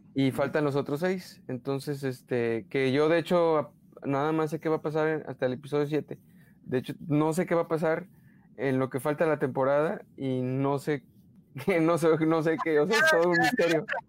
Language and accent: Spanish; Mexico; accent: Mexican; soy demasiado mexicano o, o, o este, sí, o que, o que, no sé, eh, o, a lo mejor mi acento es muy, muy demasiado